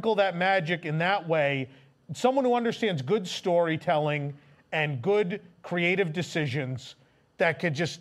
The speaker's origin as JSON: {"language": "English", "country": "United States", "said": "I am American"}